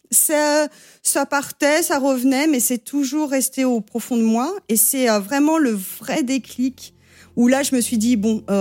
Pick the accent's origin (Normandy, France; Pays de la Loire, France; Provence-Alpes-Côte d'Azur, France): Provence-Alpes-Côte d'Azur, France; Avignon; moved away as an adult; also born or lived in Brooklyn, New York; now in New York, United States; On vient d'Avignon